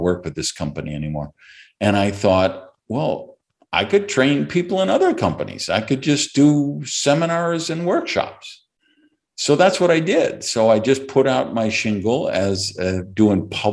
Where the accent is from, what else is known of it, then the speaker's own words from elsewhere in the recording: Madison, Wisconsin, United States; growing up in Madison, Wisconsin, which is where I grew up